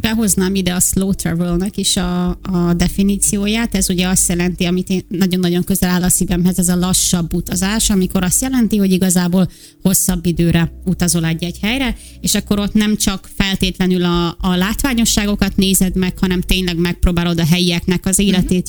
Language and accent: Hungarian; Hungary; moved away as an adult; körülbelül 5 éve hagytam el először Magyarországot